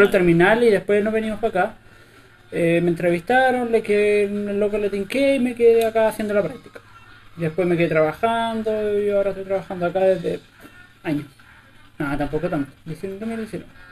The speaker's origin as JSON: {"language": "Spanish", "town": "Río Negro", "region": "Los Lagos", "country": "Chile", "also_born_or_lived": "Concepción / Osorno", "moved": "as an adult", "lives_now": "Santiago, Chile", "said": "yo no vengo como de Osorno, sino que de Río Negro, que es un pueblo que no tiene ni, semáforo"}